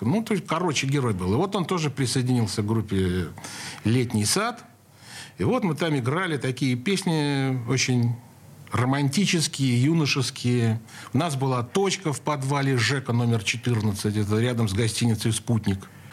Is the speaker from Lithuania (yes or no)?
no; Saint Petersburg, Russia; Я родился в Ленинграде